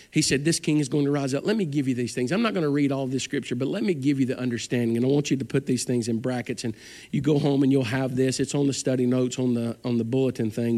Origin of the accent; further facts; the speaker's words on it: Alabama, United States; We're from Alabama